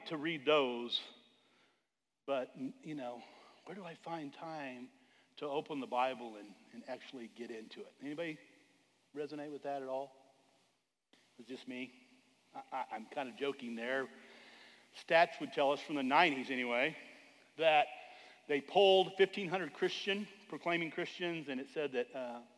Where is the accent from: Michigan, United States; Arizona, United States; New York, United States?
Arizona, United States; back in the day in the 70s when I was growing up in Arizona